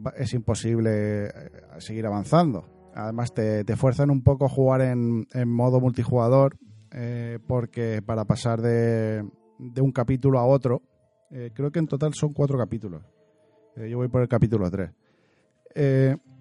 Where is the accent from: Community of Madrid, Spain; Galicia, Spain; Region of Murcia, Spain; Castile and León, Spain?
Region of Murcia, Spain; soy murciano